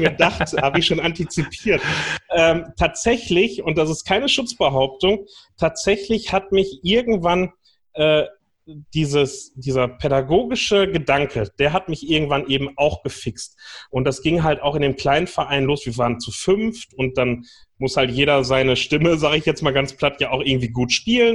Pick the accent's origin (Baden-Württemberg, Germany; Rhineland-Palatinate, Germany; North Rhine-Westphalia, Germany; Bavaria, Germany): North Rhine-Westphalia, Germany; Ich bin im Fanfarenzug groß geworden bei uns äh, am Niederrhein.